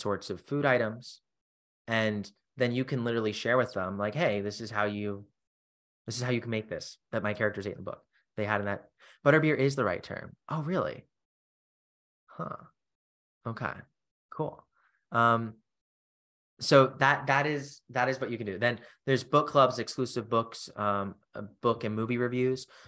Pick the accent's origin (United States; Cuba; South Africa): United States; Charleston, South Carolina; my hometown, for instance, Charleston, South Carolina.